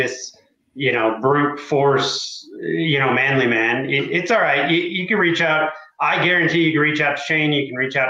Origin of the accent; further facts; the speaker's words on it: Midwest, United States; now in New Mexico, United States; I grew up in the Midwest